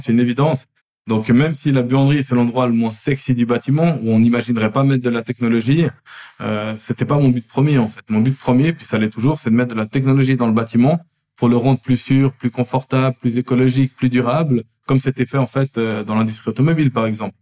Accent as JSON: {"language": "French", "town": "Lausanne", "region": "Vaud", "country": "Switzerland", "tie": "born or raised there", "said": "je suis né et j'ai grandi à Lausanne. J'ai fait toutes mes écoles obligatoires à Lausanne"}